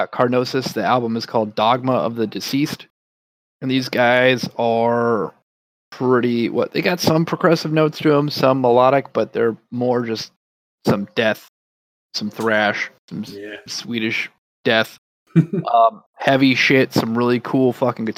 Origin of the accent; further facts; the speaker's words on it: Alaska, United States; I grew up in Alaska.